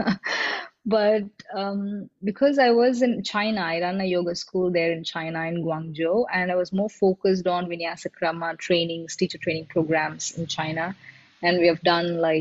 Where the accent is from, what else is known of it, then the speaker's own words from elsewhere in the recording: Chennai, Tamil Nadu, India; moved away as an adult; I grew up in Chennai